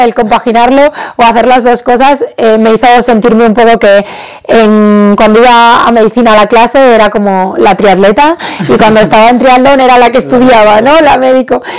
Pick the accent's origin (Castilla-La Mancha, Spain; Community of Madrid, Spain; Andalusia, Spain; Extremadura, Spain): Extremadura, Spain; Badajoz; mi ciudad, en Badajoz, de donde soy